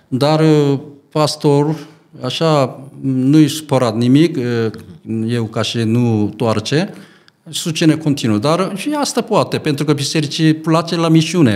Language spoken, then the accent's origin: Romanian; South Korea; Romanian is a second language; moved away as an adult; also born or lived in England / Arad, Romania